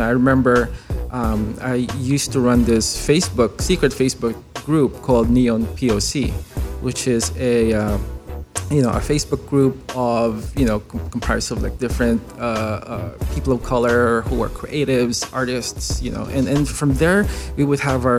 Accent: San Pedro, Calabarzon, Philippines; moved away as an adult; now in United States; being born and raised in the Philippines, I have a certain understanding of this world. This is how it works. And so me moving to the States, you know, uprooting myself, it was, dude, it was challenging. It was definitely a culture shock for me.

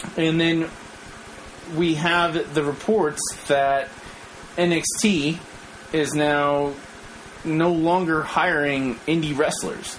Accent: New Mexico, United States; moved away; we're all from New Mexico

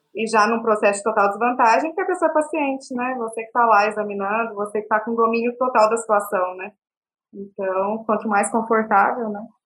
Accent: Goiânia, Goiás, Brazil; also born or lived in Belo Horizonte, Minas Gerais / Araguari, Minas Gerais; sou nascida em BH, mineirinha, morei a vida inteira em Goiânia

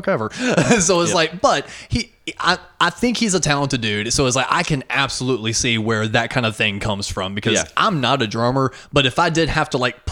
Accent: Charlotte, North Carolina, United States; born or raised there

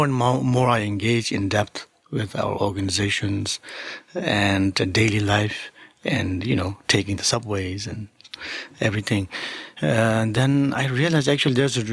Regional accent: Sikkim, India; English is a second language; moved away as an adult; also born or lived in New York; I studied at the beginning in the monastery where I grew up in Sikkim, in India

